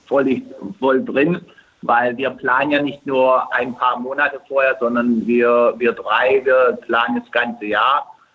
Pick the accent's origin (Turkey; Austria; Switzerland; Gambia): Turkey; now in Germany; Gerade in meiner Heimat und ich glaube jetzt mal in Istanbul